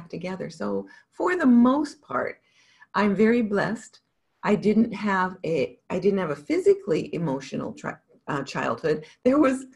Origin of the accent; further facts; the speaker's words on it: Montana, United States; I grew up in Montana